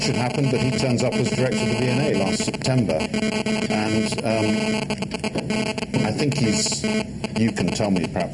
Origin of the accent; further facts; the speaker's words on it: London, United Kingdom; I'm a Londoner. I grew up in the 60s in London